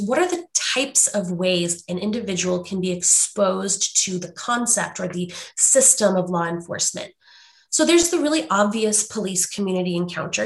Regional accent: St. Louis, Missouri, United States; now in Washington State, United States; I grew up in St. Louis, Missouri

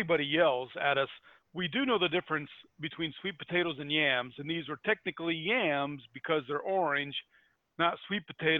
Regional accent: Indiana, United States; I'm from Indiana

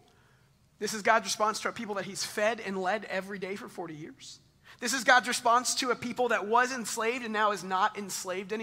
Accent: Texas, United States; moved away as an adult; also born or lived in Chicago; I was 18, born and raised in Texas

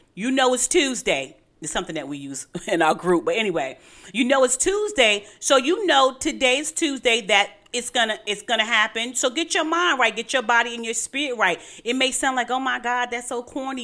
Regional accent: New York City, New York, United States; I'm from Brooklyn

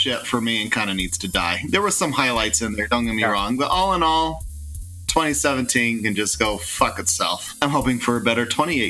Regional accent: Utah, United States; now in Bountiful, United States; we're from Utah.

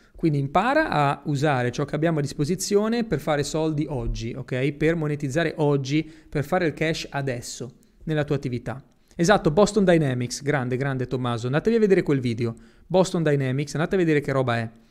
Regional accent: Italy; moved away as an adult; also born or lived in Spain; now in Dubai, United Arab Emirates; io sono nato in Italia, però sono cresciuto praticamente in Spagna

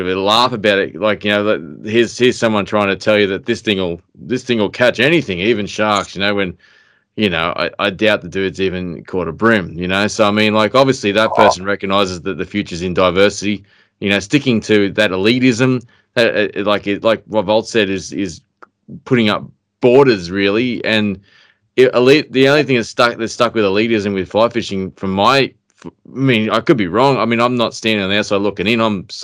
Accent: Queensland, Australia; moved away; also born or lived in Jindabyne; where I grew up in Queensland

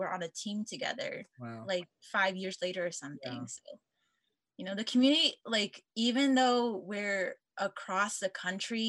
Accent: Portland, Oregon, United States; moved away; I'm from the Portland, Oregon area

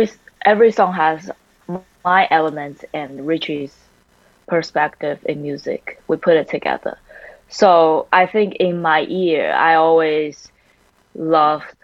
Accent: Taiwan; English is a second language; now in United States; I grew up and raised in Taiwan, so I grew up only around Taiwanese people

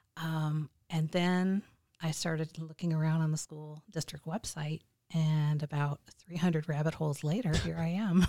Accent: Michigan, United States; moved away as an adult; also born or lived in Illinois; I'm originally from Michigan, but we were living out of state

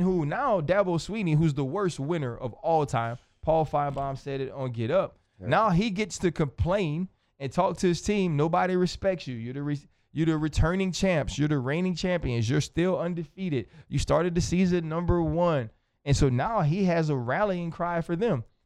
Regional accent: the West Bank, Louisiana, United States; I'm from the West Bank.

